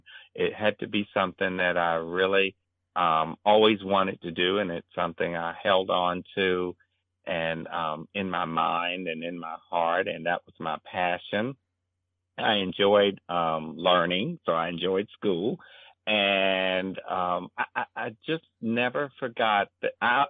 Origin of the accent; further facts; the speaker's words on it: Charlottesville, Virginia, United States; now in Los Angeles, United States; Well, it was very easygoing. I was a nerdy little kid who always loved to read, and I was in a neighborhood where I was really one of the few children, and I was the youngest.